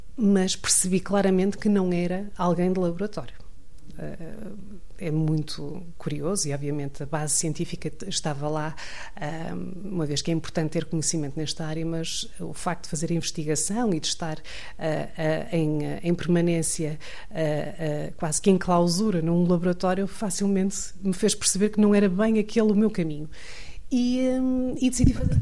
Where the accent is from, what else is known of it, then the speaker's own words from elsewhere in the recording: Santa Maria da Feira, Aveiro District, Portugal; Eu sou de Santa Maria da Feira originalmente